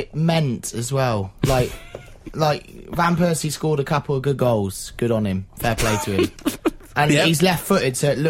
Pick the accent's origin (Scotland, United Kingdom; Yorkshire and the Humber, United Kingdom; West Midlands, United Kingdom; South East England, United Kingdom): West Midlands, United Kingdom; Leominster; No, I'm from Leinster in Herefordshire.